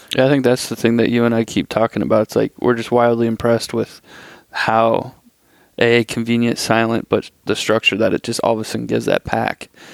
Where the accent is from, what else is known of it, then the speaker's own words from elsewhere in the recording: Iowa, United States; I'm from Iowa